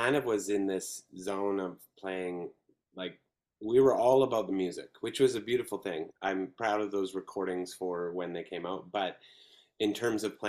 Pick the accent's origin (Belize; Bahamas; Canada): Canada; Langley, British Columbia; also born or lived in New York / Vancouver; now in Chilliwack, Canada; I was in a town called Langley, which is about 45 minutes out of Vancouver